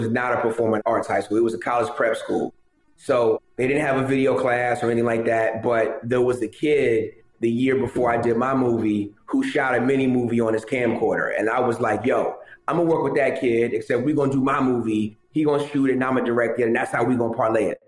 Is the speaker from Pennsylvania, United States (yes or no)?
yes; Philadelphia, Pennsylvania, United States; also born or lived in Tallahassee, Florida; now in Atlanta, United States; I grew up in Philadelphia, Philly, PA, Germantown, to be exact.